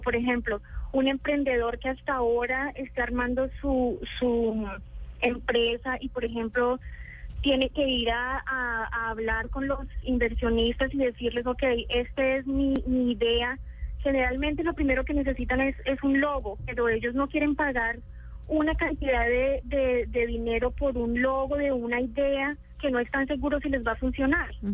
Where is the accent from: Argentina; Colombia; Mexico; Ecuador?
Colombia; accent: Colombian; now in San Francisco, United States; yo soy de Colombia.